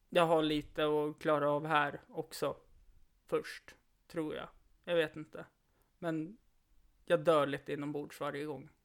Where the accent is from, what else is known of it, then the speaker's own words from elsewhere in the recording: Stockholm, Stockholm County, Sweden; jag är ju stockholmare